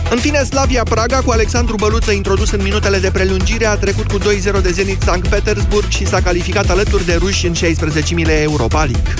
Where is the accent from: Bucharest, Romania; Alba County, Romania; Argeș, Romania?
Bucharest, Romania; suntem bucureșteni aici